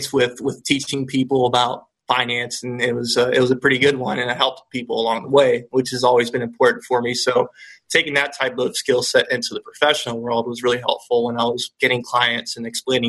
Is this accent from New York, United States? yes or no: no; Polk County, Central Florida, United States; also born or lived in Venezuela; We are originally from Venezuela, and we got here when I was about 5 or 6, and I actually grew up in Central Florida in the Polk County area, right in between Tampa and Orlando